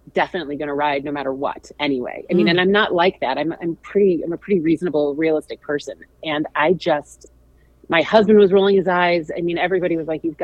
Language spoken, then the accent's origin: English; St. Louis, Missouri, United States; I'm from St. Louis